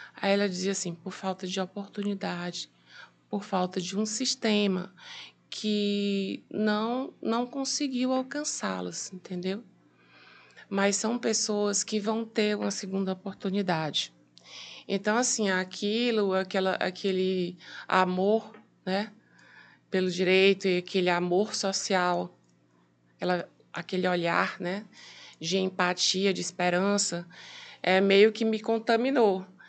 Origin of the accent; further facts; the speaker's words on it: Piauí, Brazil; eu sou piauiense, né? Nascida no Piauí